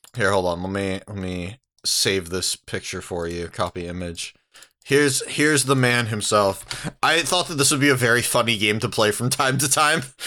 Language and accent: English; San Diego, California, United States; I grew up in San Diego.